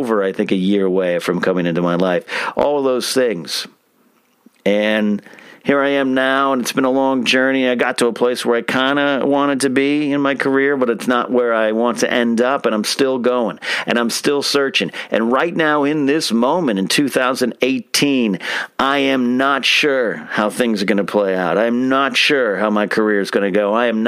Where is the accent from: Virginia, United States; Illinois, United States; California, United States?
California, United States; Arroyo Grande; moved away; my high school in Arroyo Grande, California